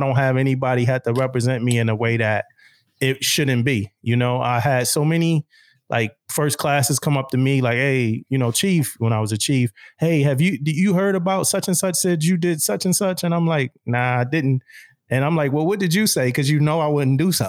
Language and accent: English; Philadelphia, Pennsylvania, United States; moved away as an adult; also born or lived in Jacksonville; I'm from Philadelphia, Pennsylvania, born and raised.